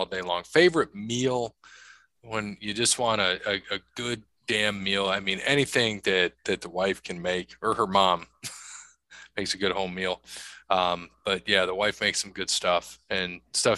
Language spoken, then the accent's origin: English; Toledo, Ohio, United States; Grew up in the north end of Toledo